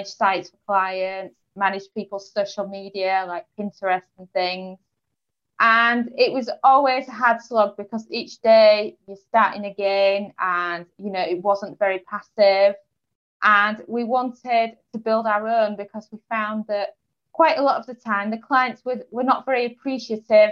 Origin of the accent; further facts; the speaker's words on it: Yorkshire and the Humber, United Kingdom; moved away as an adult; also born or lived in Portugal; now in England; I'm originally from East Yorkshire in England.